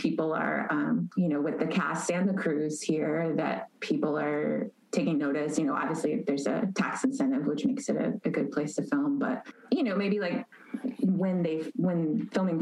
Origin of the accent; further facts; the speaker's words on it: Chicago, Illinois, United States; moved away as an adult; also born or lived in East Coast, United States / Los Angeles, United States; now in Atlanta, United States; I was born on the East Coast and grew up in the Chicago suburbs.